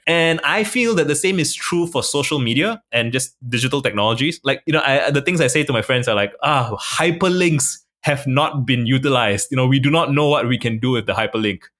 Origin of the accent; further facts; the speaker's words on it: Singapore; I was born in Singapore. I'm a minority in my country